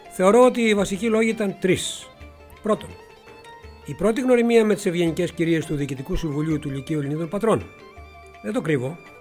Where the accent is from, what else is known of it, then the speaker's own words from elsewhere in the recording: Megara, Attica, Greece; τους έφερα στα Μέγαρα, στην πόλη μου